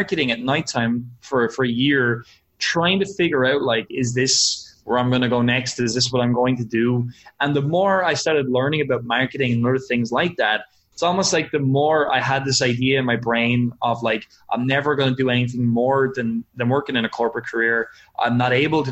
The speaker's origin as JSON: {"language": "English", "town": "Wexford", "region": "Leinster", "country": "Ireland", "said": "I live in a little town called Wexford in Ireland. So it's about 2 hours south of Dublin and it is tiny. It's a fishing town and it is not where entrepreneurs typically come from, especially online entrepreneurs. Everybody here thinks I'm crazy when I tell them what I do. So that's where I'm from."}